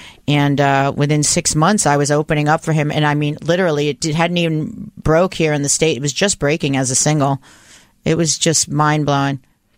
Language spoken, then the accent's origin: English; Long Island, New York, United States; I was born in New York. But didn't you grow up in Long Island? I did grow up in Long Island.